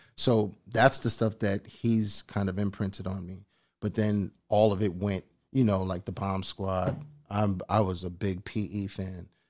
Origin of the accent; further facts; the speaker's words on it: East Coast, United States; I'm from the East Coast